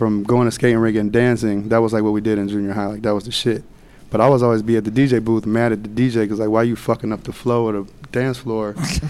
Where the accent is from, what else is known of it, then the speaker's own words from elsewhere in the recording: Cincinnati, Ohio, United States; moved away as an adult; also born or lived in New York / Los Angeles; now in Miami, United States; we're both from Cincinnati.